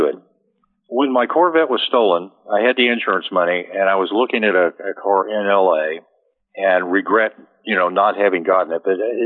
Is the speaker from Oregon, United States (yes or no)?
no; Wichita, Kansas, United States; moved away as an adult; also born or lived in San Bernardino, California; I was raised in Wichita, Kansas